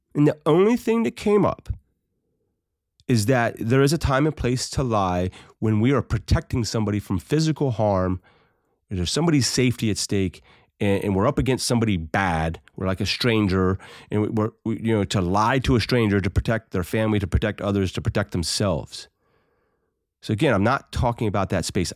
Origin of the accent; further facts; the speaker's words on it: United States; as American citizens